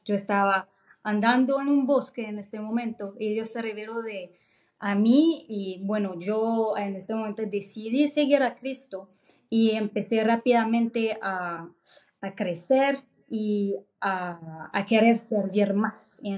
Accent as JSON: {"language": "Spanish", "country": "France", "tie": "born there", "second_language": "Spanish", "said": "yo nací en Francia, entonces"}